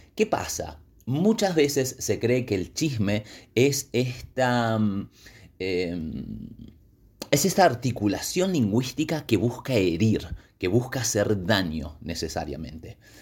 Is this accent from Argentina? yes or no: yes; Patagonia, Argentina; mi tierra